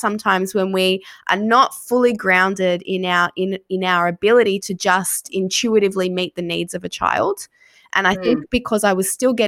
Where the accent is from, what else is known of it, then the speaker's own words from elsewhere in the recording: Sydney, New South Wales, Australia; moved away as an adult; now in Geelong, Australia; I'm from Sydney. I don't have family here.